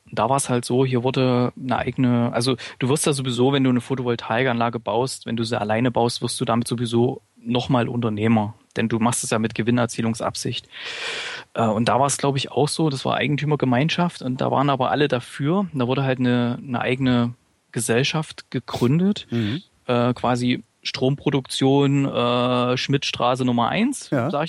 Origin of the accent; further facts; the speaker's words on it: Gera, Thuringia, Germany; weil wir haben äh, Beispiele in, in meiner Heimatstadt Gera